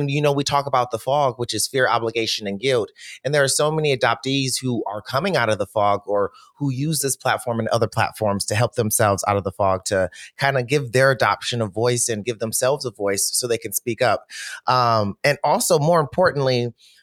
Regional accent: Detroit, Michigan, United States; I'm from Detroit. So we shop at Stacey Adams.

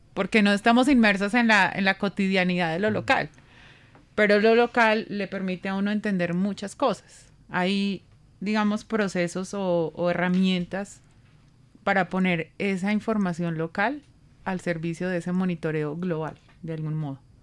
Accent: Colombia; nosotros como colombianos

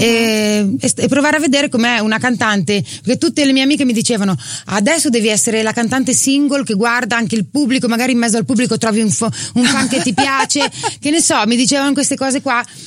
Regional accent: Emilia-Romagna, Italy; accent: Romagnolo

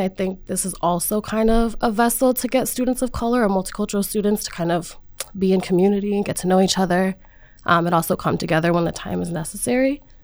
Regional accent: Rhode Island, United States; I'm from Rhode Island and I've come to Providence so many times

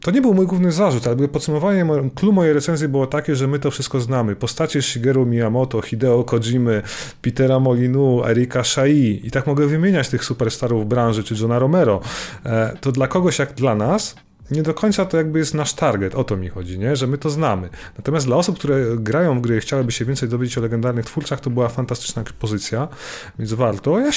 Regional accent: Poland; wychowaliśmy się na tym, bo tylko to było w telewizji w Polsce, tam wiecie, w latach 80. i na przełomie lat 80.

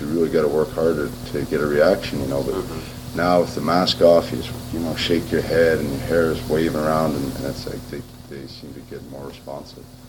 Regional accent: Canada; I came out as a Canadian

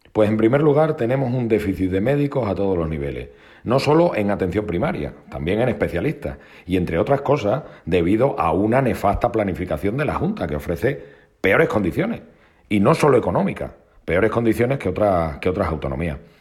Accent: Extremadura, Spain; en mi tierra

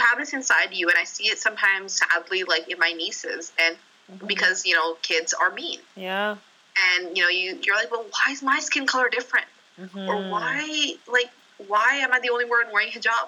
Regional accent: Toronto, Ontario, Canada; I grew up in Toronto

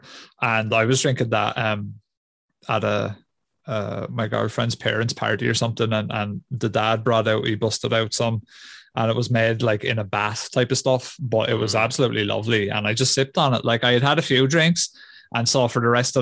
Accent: Ireland; being Irish

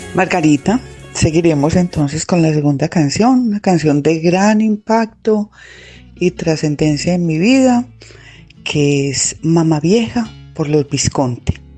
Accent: Sonsón, Antioquia, Colombia; yo soy de Sonsón, eh, con una familia muy numerosa

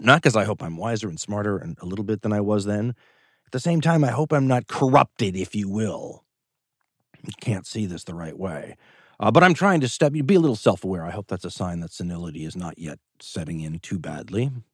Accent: Los Angeles, California, United States; moved away as an adult; also born or lived in Boulder, Colorado / Western Oregon; now in Oregon, United States; I was a kid from Los Angeles, California, family in the film business

